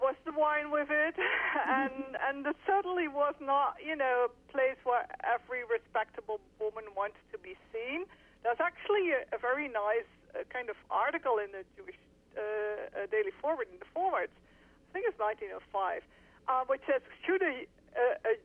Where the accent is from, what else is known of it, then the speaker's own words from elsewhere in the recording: Netherlands; I'm from the Netherlands.